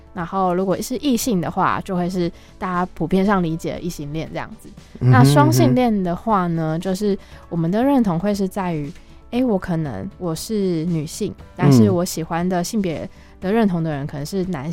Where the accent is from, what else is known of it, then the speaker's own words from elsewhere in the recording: Kaohsiung, Taiwan; now in Taipei, Taiwan; 然后我是高雄人，我来自高雄。